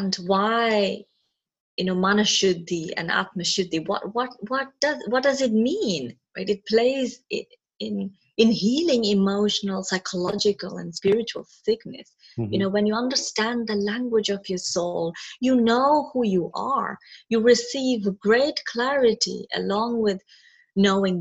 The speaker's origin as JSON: {"language": "English", "region": "Kerala", "country": "India", "tie": "born or raised there", "said": "born and brought up in Kerala, mm-hmm. India."}